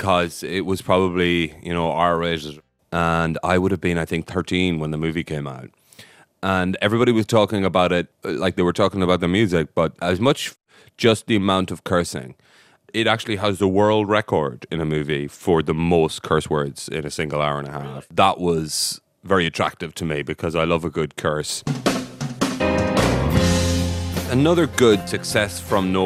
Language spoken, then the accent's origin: English; west of Ireland, Ireland; I'm from a very small town in the west of Ireland